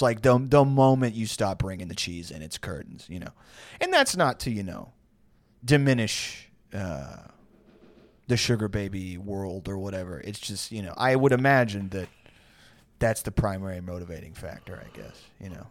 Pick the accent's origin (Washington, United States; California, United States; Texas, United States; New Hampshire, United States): Texas, United States; San Jacinto Monument area, near Houston; out in my hometown, there's a, the San Jacinto Monument